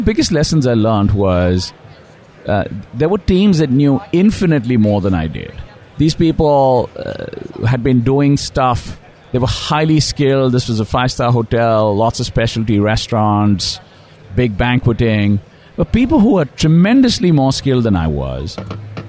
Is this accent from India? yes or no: yes; India; moved away; I grew up in India and went to school